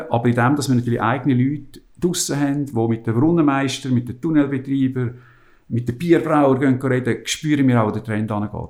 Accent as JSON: {"language": "German", "country": "Switzerland", "said": "man kommt als Schweizer ja mit sehr organisiert, also wenn ich zur Schweiz aus"}